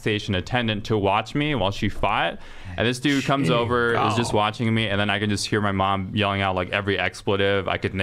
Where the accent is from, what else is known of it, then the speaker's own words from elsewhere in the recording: Los Angeles, California, United States; I grew up in Glassell Park over in Northeast Los Angeles